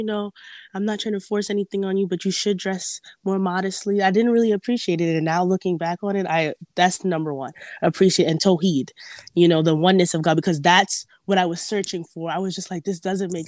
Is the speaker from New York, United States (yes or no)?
yes; New York, United States; I was born here in New York. So just going to high school